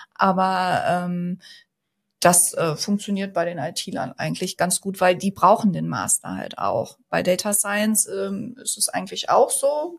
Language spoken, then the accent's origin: German; North Rhine-Westphalia, Germany; also born or lived in Münster; komme auch ursprünglich aus Westfalen, äh, hier aus der Gegend